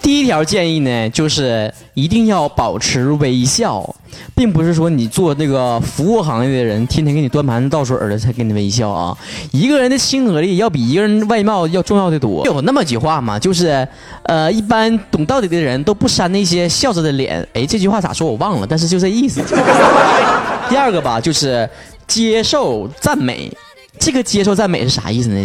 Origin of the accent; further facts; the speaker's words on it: Northeast China, China; accent: Northeastern (东北话); 还东北味儿呢